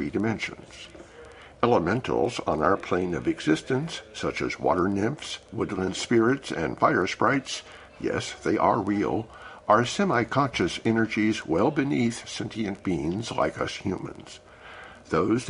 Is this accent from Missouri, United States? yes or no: yes; Missouri, United States; I was born in Missouri